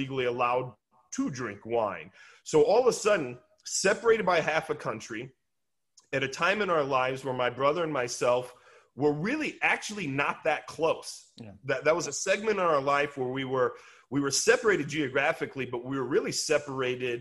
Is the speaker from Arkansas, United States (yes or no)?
no; Peoria, Illinois, United States; moved away; also born or lived in Chicago suburbs, Illinois; my brother and myself are not from California. We're not from wine country. We are from Peoria, Illinois